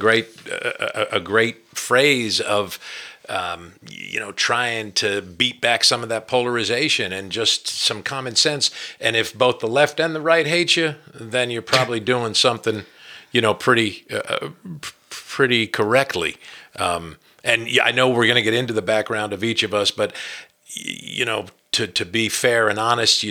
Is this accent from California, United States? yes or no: no; New Jersey, United States; accent: northeastern; moved away as an adult; now in Berea, United States; I grew up in New Jersey and probably still carry a little bit of that northeastern accent